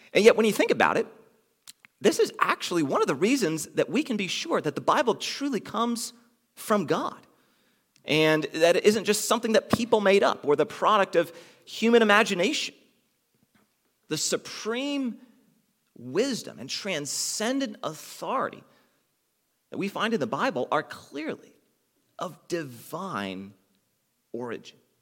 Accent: United States; those of us f, who are from the United States

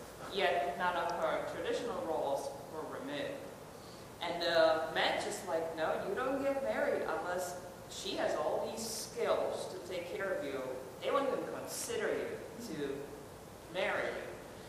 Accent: Czechia; moved away as an adult; now in United States; I'm not from the U.S. I came here when I was 20. So my perception of America versus Eastern Europe, I'm from the Czech Republic

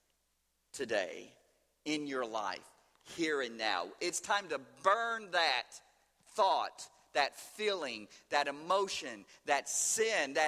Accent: Louisville, Kentucky, United States; St. Matthew's Baptist Church in Louisville, Kentucky, my hometown.

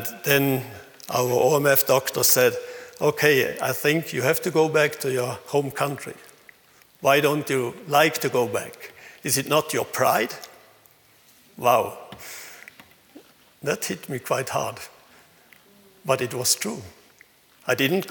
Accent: Switzerland; accent: Swinglish; English is a second language; also born or lived in Thailand

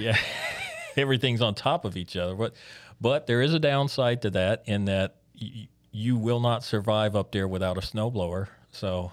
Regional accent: Biloxi, Mississippi, United States; moved away; growing up in Biloxi

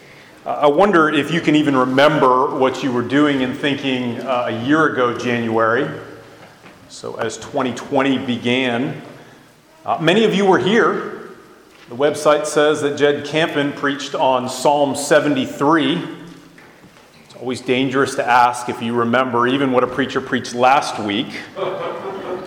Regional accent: outside the Beltway, Washington, D.C. metropolitan area, United States; now in Arlington, Virginia, United States; I grew up outside the Beltway and never planned on living inside the Beltway

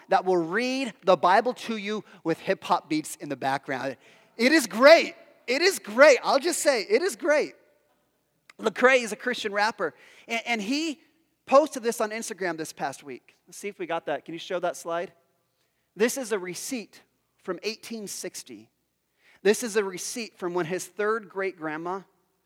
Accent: Pacific Northwest, United States; I grew up in the Pacific Northwest. I grew up in the 80s.

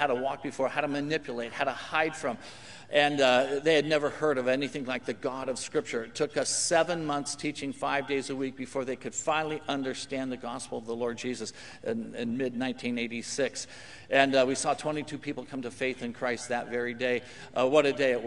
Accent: California, United States; also born or lived in Papua New Guinea; I'm from California

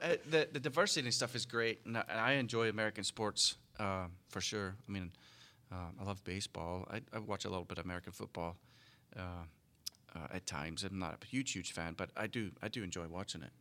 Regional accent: United Kingdom; moved away; British kids growing up.

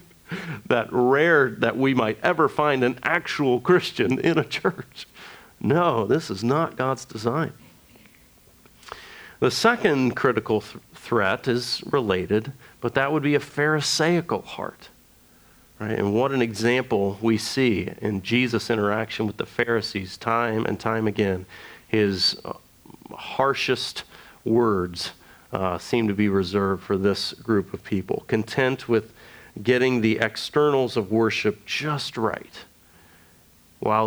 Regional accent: United States; being an American evangelical, we are very experiential people

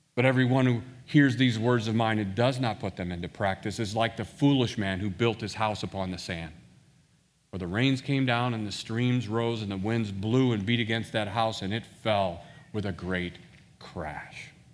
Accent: Washington, Missouri, United States; also born or lived in St. Louis, Missouri; I actually grew up in a town west of Saint Louis called Washington, Missouri

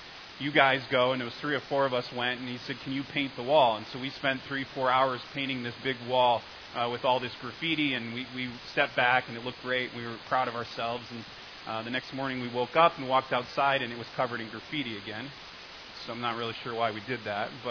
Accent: Connecticut, United States; I'm from Connecticut

